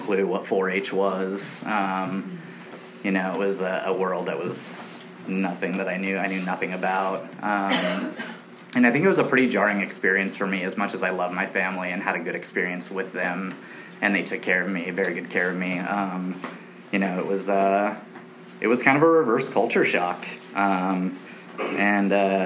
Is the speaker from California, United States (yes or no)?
yes; Long Beach, California, United States; also born or lived in Big Piney, Wyoming; I grew up primarily in Long Beach, California, which is very near, close